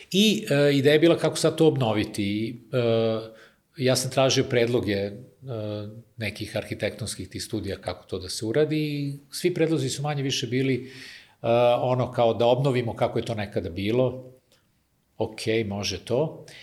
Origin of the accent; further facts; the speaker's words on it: Kikinda, Vojvodina, Serbia; moved away; ja sam iz Kikinde rodom, pa je to i tamo mi deo porodice živi, tako da sam ovaj, ostao vezan za, za taj kraj.